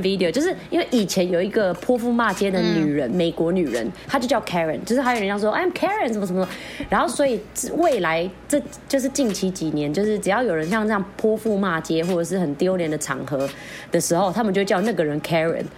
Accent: Philippines; 连我们菲律宾人要进去都还要看时辰啊

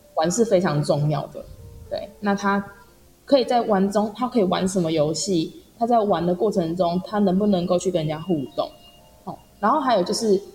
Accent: northern Taiwan, Taiwan; 因为我是北部人

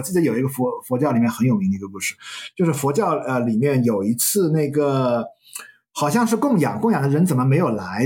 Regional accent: China; 我们中国人的含糖文化

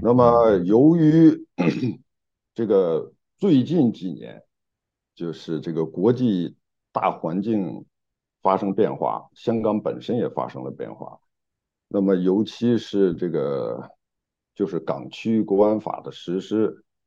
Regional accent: China; moved away as an adult; also born or lived in United Kingdom; now in Hong Kong; 在中国大陆出生长大嗯，嗯。然后呢，这个九一年去英国，九三年来香港

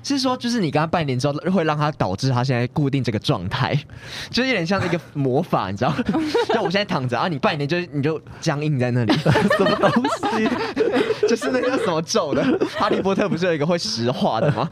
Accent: northern Taiwan, Taiwan; 我们都是北部人，对，我们都是北部人

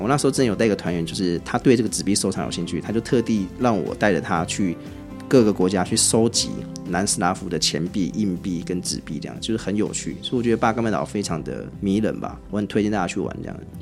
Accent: Taiwan; 为什么我台湾人不能买学生票

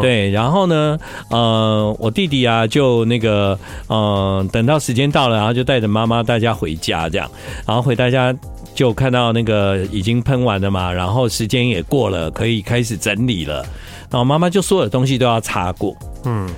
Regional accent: Tainan, Taiwan; 毕竟我是台南人

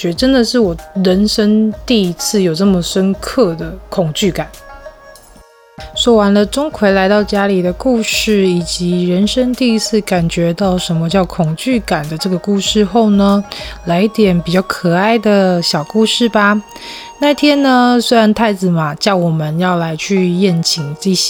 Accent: southern Taiwan, Taiwan; 毕竟小时候都是在南部长大嘛，所以你很自然的会以为中元普渡就是会拿回洋袜啊

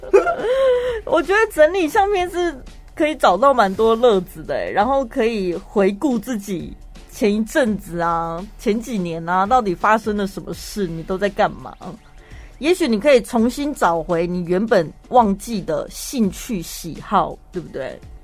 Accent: Taiwan; 跟现在我们台湾人非常紧张兮兮

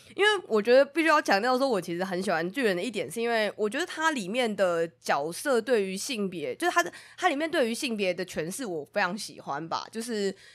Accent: Taiwan; 我们是台湾人

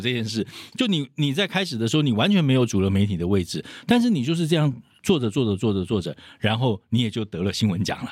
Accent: Taiwan; 我们台湾人

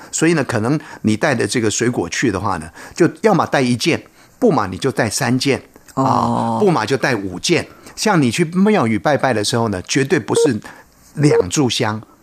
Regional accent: Taiwan; 就在我们台湾呢，作为一个台湾人

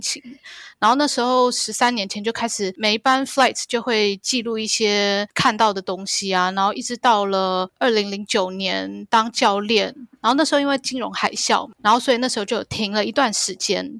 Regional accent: Taiwan; now in Hong Kong; 忘了说婷婷跟我都是台湾人。对，我们，我在台湾长大的

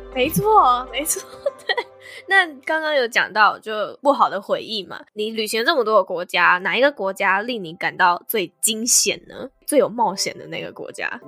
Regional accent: Taiwan; 我们台湾人

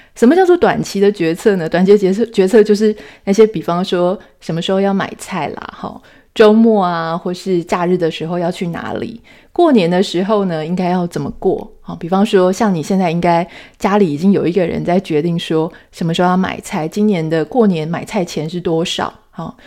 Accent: Taiwan; 台湾，我们是土生土长的，呃，台湾的女性

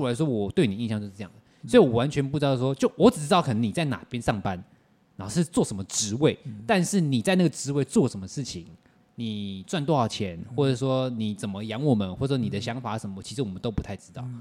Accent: Taiwan; 我都是在台湾长大的

